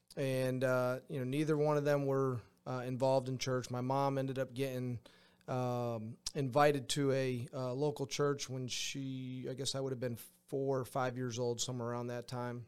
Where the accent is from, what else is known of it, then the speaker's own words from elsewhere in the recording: Granby, Massachusetts, United States; moved away as an adult; I grew up in Granby, went to high school in, uh, in Granby, Massachusetts